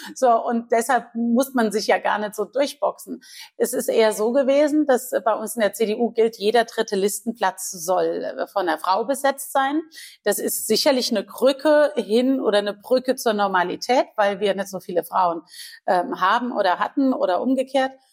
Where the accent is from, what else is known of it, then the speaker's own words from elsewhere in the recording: Guldental, Rhineland-Palatinate, Germany; Ich bin ja groß geworden im Weingut ja. Äh, in Guldenthal.